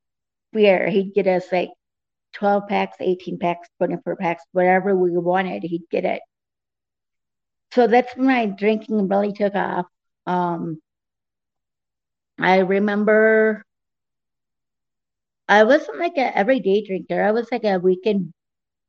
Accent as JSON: {"language": "English", "region": "Nebraska", "country": "United States", "tie": "born or raised there", "also_born_or_lived": "Grand Island, Nebraska / Scottsbluff, Nebraska / Lincoln, Nebraska / Omaha, Nebraska", "said": "I was born in Grand Island, Nebraska. Moved from there to Scotts Bluff. Moved from Scotts Bluff to Lincoln, and then to Lincoln from Omaha. Or from Lincoln to Omaha"}